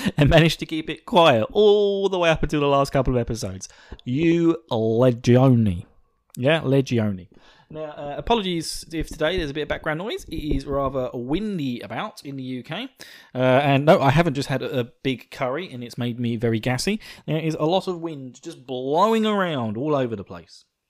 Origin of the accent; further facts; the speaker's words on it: Essex, East of England, United Kingdom; you may recognize my slight twang to my voice because I am from, uh, the wonderful county of Essex